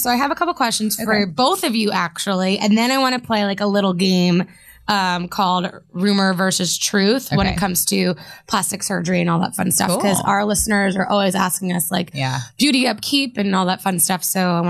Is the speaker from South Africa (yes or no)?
no; East Coast, United States; I grew up here.